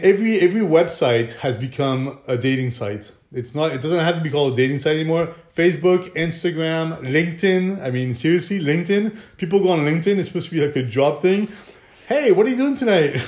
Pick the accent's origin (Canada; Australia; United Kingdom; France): France; now in Monaco; I'm French. I was born in France